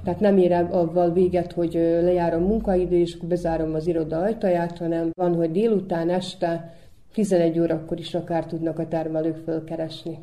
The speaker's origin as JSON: {"language": "Hungarian", "town": "Bajmok", "region": "Vojvodina", "country": "Serbia", "tie": "born or raised there", "said": "ez itt az a mi szülőföldünk, az mi hazánk, úgyhogy mi itt születtünk"}